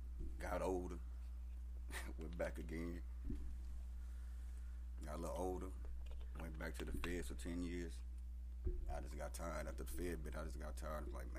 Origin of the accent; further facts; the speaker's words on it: Kansas City, United States; moved away; also born or lived in Champaign, Illinois; I'm originally from, I was born in Kansas City, and I had moved to Champaign, Illinois.